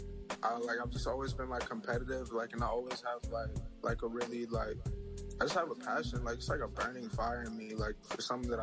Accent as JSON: {"language": "English", "town": "Burke", "region": "Virginia", "country": "United States", "moved": "yes", "lives_now": "Atlanta, United States", "said": "I'm from Burke, Virginia"}